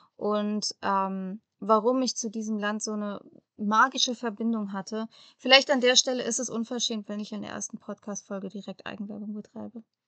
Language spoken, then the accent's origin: German; Germany; moved away as an adult; bei uns in Europa oder bei uns in Deutschland